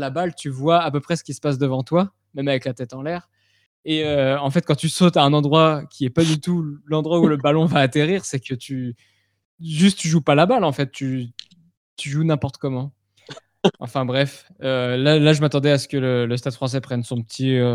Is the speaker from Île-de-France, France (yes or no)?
yes; Paris, Île-de-France, France; En tant que Parisien, cette, euh, cette